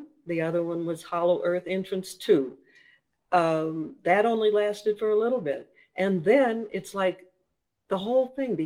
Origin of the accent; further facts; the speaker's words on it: Minnesota, United States; accent: Minnesota; moved away; also born or lived in Florida / North Carolina; I grew up in Minnesota, so there's a little bit of a Minnesota accent there